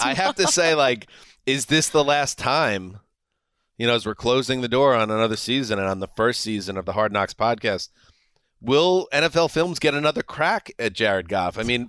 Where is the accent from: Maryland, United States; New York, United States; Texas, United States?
New York, United States; I am from New York.